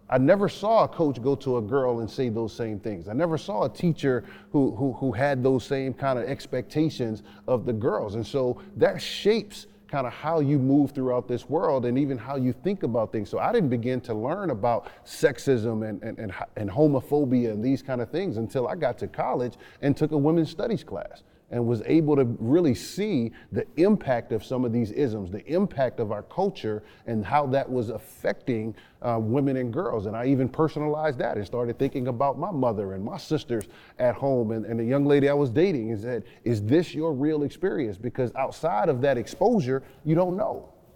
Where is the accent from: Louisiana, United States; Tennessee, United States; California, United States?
Louisiana, United States; New Orleans; growing up in New Orleans, Louisiana